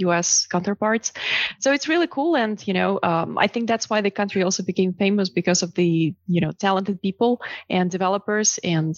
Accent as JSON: {"language": "English", "country": "Belarus", "also_born_or_lived": "China / Uruguay", "moved": "yes", "lives_now": "United States", "said": "I'm originally from Belarus"}